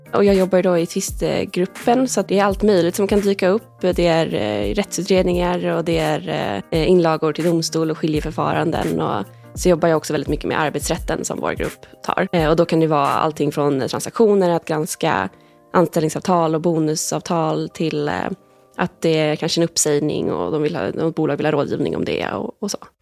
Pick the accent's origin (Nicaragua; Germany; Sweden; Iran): Sweden; Stockholm, Stockholm County; moved away as an adult; also born or lived in Lund / Edinburgh; Nu är jag tillbaka här i Stockholm, jag är från Stockholm från början